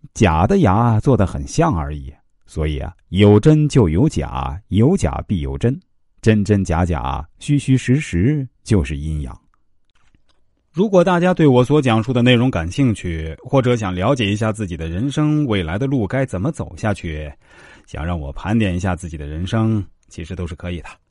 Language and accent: Chinese; China; 我们中国人